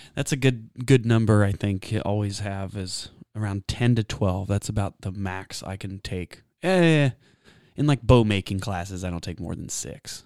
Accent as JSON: {"language": "English", "region": "Texas", "country": "United States", "said": "I'm from Texas"}